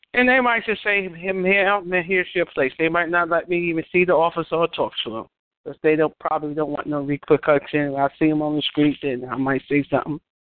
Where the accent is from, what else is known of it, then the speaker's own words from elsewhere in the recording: New York, United States; I'm from New York.